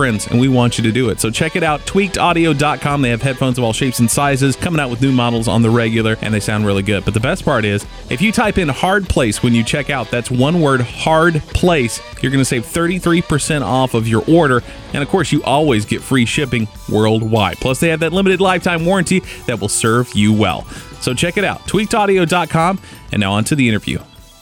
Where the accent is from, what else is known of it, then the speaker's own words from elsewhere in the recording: Houston, Texas, United States; I grew up in Houston